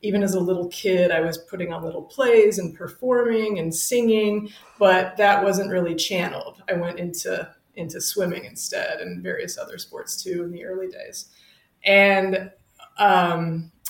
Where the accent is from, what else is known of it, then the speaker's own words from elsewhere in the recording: Fort Worth, Texas, United States; also born or lived in Wellesley, Massachusetts / St. Louis, Missouri; I'm from Fort Worth, Texas. I'm from Southwest Fort Worth. And fun Lucky Star deep cut fact, I grew up on the same street and block as fellow instructor Shauna Martin